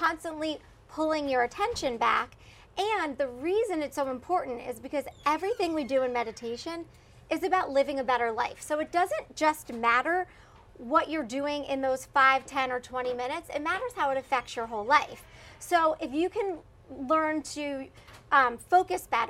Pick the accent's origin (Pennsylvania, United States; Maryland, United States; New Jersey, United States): Pennsylvania, United States; Philadelphia; moved away as an adult; now in Houston, United States; I grew up in Philadelphia